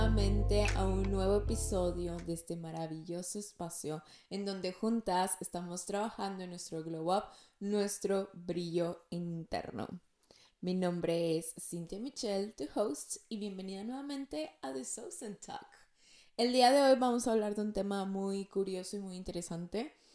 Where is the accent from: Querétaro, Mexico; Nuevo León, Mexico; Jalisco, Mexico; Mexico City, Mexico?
Nuevo León, Mexico; Monterrey; yo soy de Monterrey